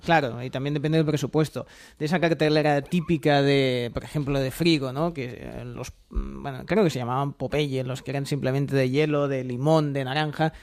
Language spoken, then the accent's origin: Spanish; Catalonia, Spain; como buen catalán